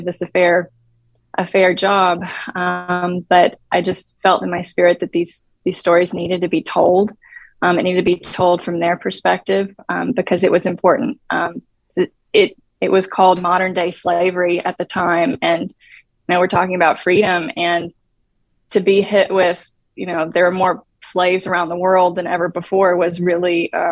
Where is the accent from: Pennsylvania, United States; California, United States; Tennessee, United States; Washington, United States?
Tennessee, United States; moved away as an adult; now in Dallas, United States; I'm from Tennessee, and I grew up in a very safe environment